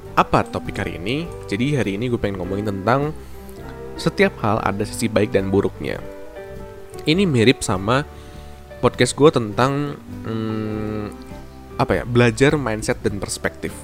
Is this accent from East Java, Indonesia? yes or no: no; Bandung, West Java, Indonesia; wali kota gua tuh bikin satu, eh, apa, program tentang work to school